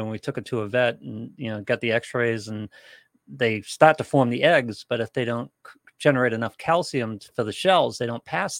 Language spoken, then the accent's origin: English; United States; I'm American, Ron. I'm of Sicilian heritage, but I'm an American first and foremost.